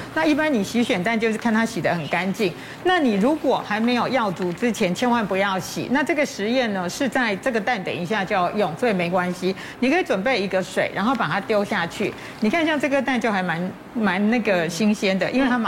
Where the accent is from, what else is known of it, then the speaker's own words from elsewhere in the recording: Taiwan; 我们台湾人一年吃掉米的这个公斤数大概是四十几公斤